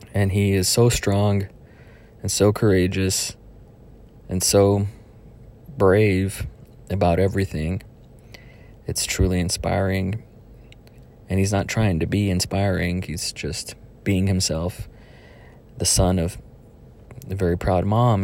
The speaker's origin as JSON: {"language": "English", "town": "Donna", "region": "Texas", "country": "United States", "tie": "born or raised there", "moved": "yes", "said": "Donna, my hometown"}